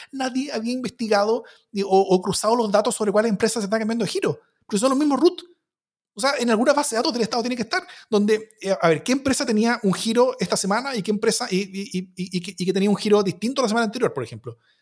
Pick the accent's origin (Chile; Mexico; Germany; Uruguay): Chile